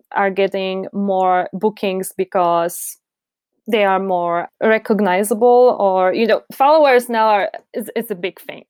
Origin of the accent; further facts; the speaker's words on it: Poznań, Greater Poland, Poland; English is a second language; also born or lived in Warsaw; I'm from Poland